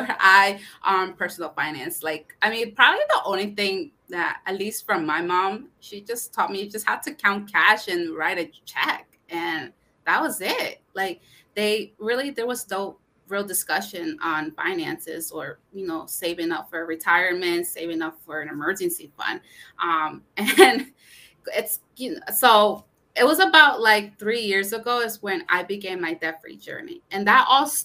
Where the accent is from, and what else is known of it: Connecticut, United States; born or raised there; also born or lived in Brooklyn, New York / Puebla, Mexico (parents)